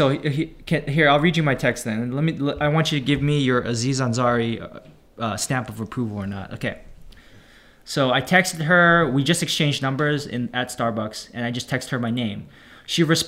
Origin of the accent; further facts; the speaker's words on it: Bay Area, California, United States; moved away as an adult; also born or lived in Daly City, California; now in Los Angeles, United States; I'm from the Bay Area